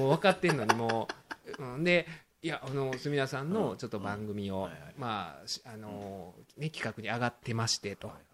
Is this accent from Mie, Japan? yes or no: no; Osaka, Japan; 地元大阪じゃないですか